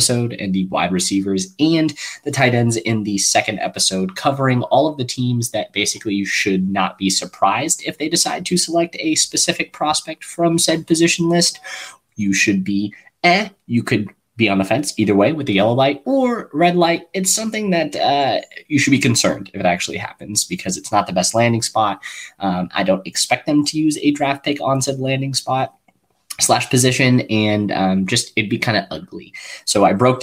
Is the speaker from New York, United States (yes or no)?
no; Kansas City, Missouri, United States; in Kansas City, my hometown